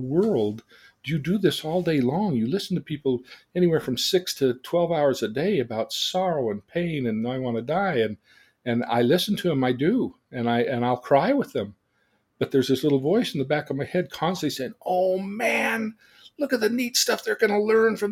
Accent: Davis County, Utah, United States; also born or lived in Salt Lake City, Utah; I was born in Salt Lake City, Utah, and lived there till I was 8, and my mother died. And when my father remarried, we moved to Davis

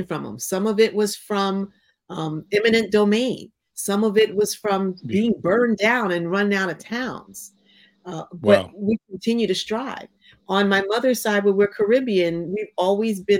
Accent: Hawaii, United States; growing up in Hawaii

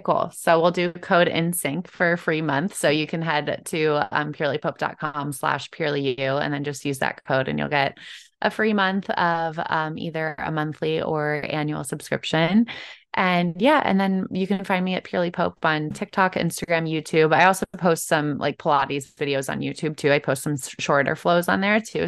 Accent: Chicago, Illinois, United States; I'm from Chicago originally

